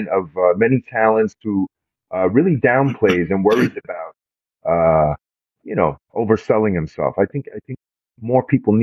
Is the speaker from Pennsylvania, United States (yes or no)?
no; New York City, New York, United States; I was born in Brooklyn, raised in Brooklyn, New York